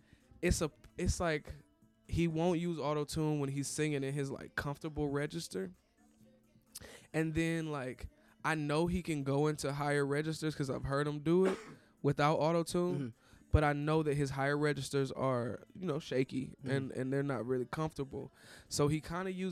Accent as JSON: {"language": "English", "town": "Cleveland", "region": "Ohio", "country": "United States", "tie": "born or raised there", "said": "my hometown, from Cleveland"}